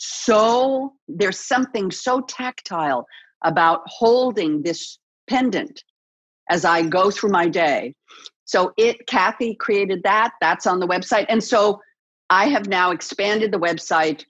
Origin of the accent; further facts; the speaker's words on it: Los Angeles, California, United States; my hometown, born and raised here in the City of Angels